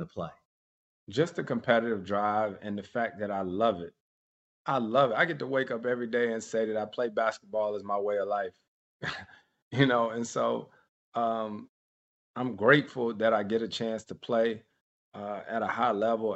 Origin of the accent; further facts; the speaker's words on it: Winston-Salem, North Carolina, United States; Winston-Salem State University is an HBCU in my hometown